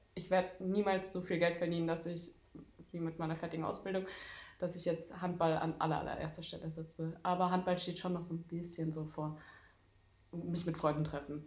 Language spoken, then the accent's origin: German; Darmstadt, Hesse, Germany; moved away as an adult; now in Leipzig, Germany; Ich komme aus äh, Darmstadt und dort habe ich auch die letzten Jahre jetzt gelebt und studiert und bin vor zwei Monaten hier nach Leipzig gezogen